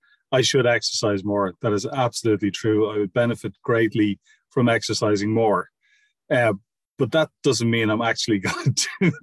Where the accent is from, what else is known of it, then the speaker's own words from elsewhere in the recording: Ireland; we were raised in Catholic schools in Ireland